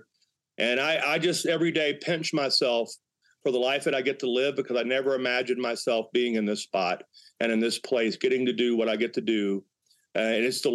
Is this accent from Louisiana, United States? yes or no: yes; Northwest Louisiana, United States; now in Colorado, United States; growing up in Northwest Louisiana